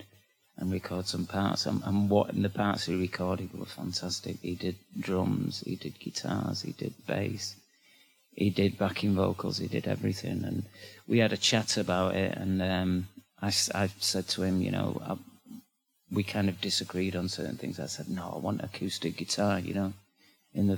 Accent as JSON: {"language": "English", "town": "Manchester", "region": "North West England", "country": "United Kingdom", "accent": "northern", "said": "I come from Manchester, which is in England, and it's the north of England, hence this strange accent"}